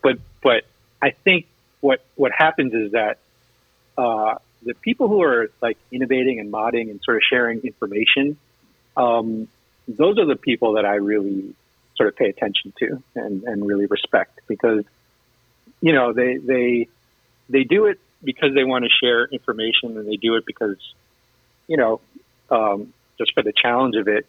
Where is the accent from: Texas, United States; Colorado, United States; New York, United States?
New York, United States; moved away as an adult; now in Michigan, United States; I'm originally from New York